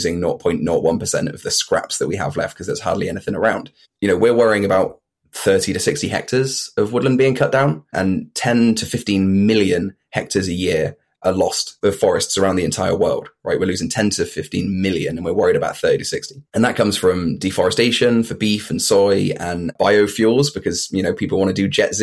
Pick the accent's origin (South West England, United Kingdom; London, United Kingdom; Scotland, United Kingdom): South West England, United Kingdom; Bristol; I'm from East Bristol